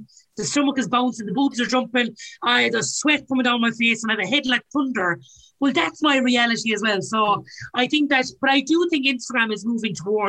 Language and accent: English; Ireland; us as Irish